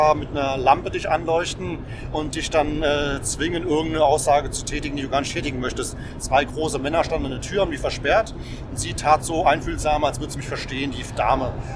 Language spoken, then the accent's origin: German; Germany